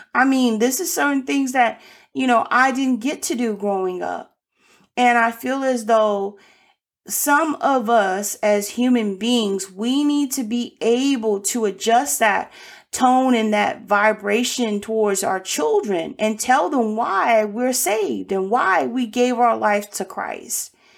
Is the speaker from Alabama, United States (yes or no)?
yes; Birmingham, Alabama, United States; moved away; I was born in Birmingham, Alabama